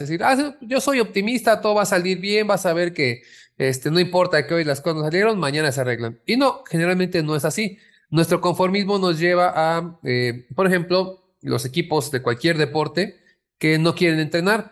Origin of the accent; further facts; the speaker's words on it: Mexico; como mexicanos